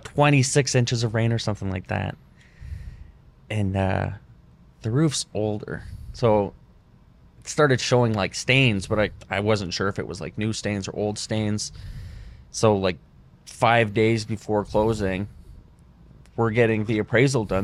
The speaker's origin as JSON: {"language": "English", "town": "Windsor", "region": "Ontario", "country": "Canada", "moved": "as an adult", "lives_now": "Fort Lauderdale, United States", "said": "I was from Windsor"}